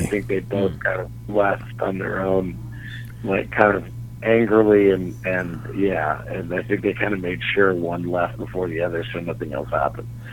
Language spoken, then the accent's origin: English; Dallas, Texas, United States; moved away; born and raised in Dallas